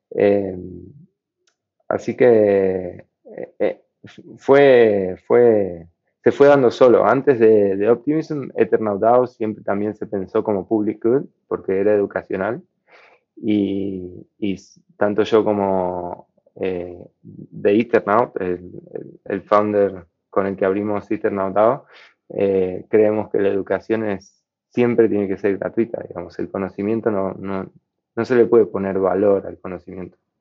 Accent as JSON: {"language": "Spanish", "country": "Argentina", "said": "por el país en el que vivo, yo soy de Argentina"}